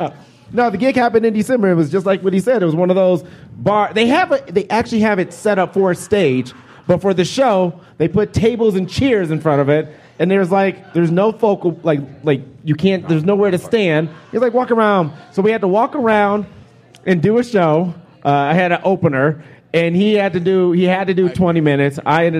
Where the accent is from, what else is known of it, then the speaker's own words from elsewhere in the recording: Detroit, Michigan, United States; also born or lived in Arizona; now in Iowa, United States; I'm from Detroit.